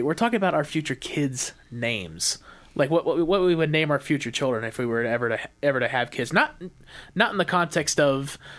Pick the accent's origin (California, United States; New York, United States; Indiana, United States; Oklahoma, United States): Indiana, United States; Columbus; It was a very normal thing for Columbus people. That's where we're originally from